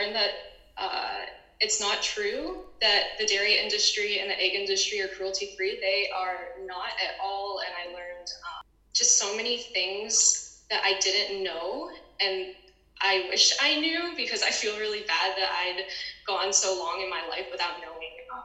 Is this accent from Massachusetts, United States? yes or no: no; St. Louis, Missouri, United States; I am from St. Louis, Missouri